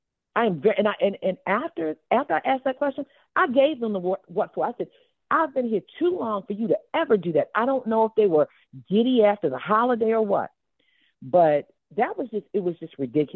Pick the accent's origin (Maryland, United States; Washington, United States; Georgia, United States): Maryland, United States; Baltimore; I'm scrappy. I'm from Baltimore.